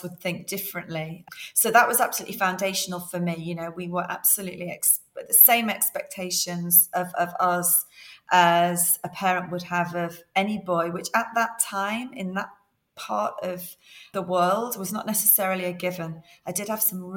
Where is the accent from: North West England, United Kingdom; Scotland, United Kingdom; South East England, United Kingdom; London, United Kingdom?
North West England, United Kingdom; near Liverpool; I was brought up near Liverpool